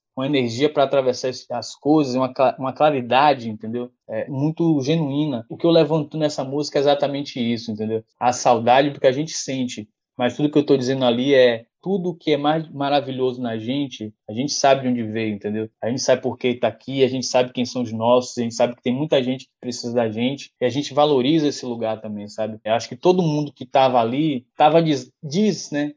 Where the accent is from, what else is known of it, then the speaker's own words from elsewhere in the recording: Castro Alves, Bahia, Brazil; also born or lived in Salvador / Valéria (Salvador periphery); Eu nasci em Salvador, mas fui criado no interior, em Castro Alves, que é aqui no sul da Bahia